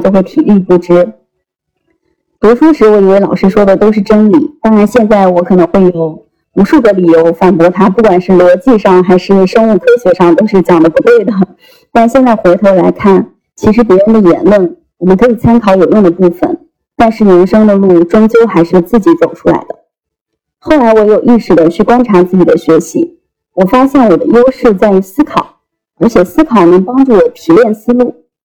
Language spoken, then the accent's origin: Chinese; Henan, China; moved away as an adult; now in Shanghai, China; 我出生在河南一个很小的县城， 小到十分钟便可以从最东边走到最西边